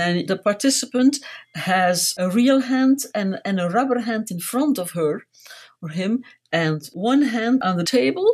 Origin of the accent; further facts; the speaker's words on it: Ghent, Flanders, Belgium; I was born in Ghent, which is a city in Belgium